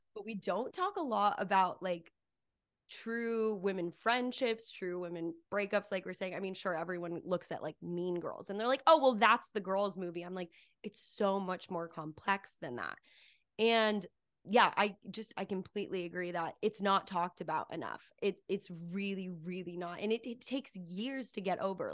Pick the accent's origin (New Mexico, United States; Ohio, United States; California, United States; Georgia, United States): New Mexico, United States; Cedar Crest; moved away as an adult; also born or lived in Albuquerque, New Mexico; now in Los Angeles, United States; I grew up in a really small town in Cedarcrest, New Mexico